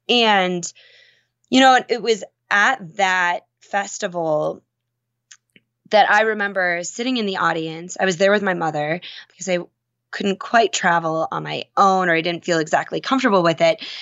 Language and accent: English; Minnesota, United States; I grew up in Minnesota